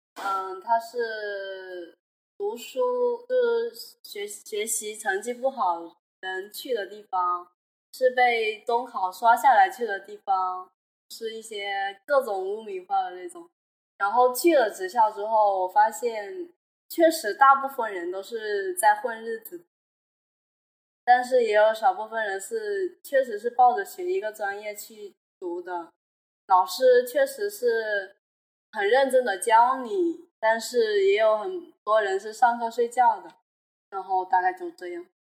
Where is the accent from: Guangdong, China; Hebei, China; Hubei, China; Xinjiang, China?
Hubei, China; now in Guangzhou, China; 我是湖北人嘛，然后就是也是留守儿童